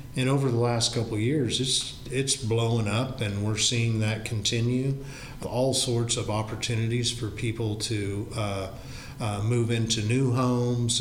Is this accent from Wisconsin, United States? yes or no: no; Knoxville, Iowa, United States; this is my hometown. This is where my parents and grandparents grew up. It's where, you know, we've raised our kids.